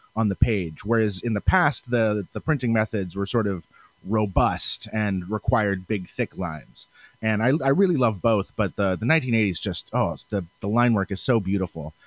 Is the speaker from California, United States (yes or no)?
no; Seattle, Washington, United States; I'm from the Pacific Northwest. I'm Seattle specifically